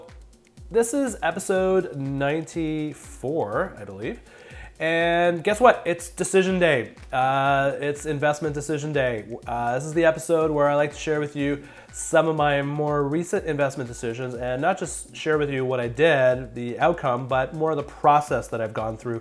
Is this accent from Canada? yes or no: yes; Canada; I'm a Canadian, I live in Canada, so I deal with Canadian dollars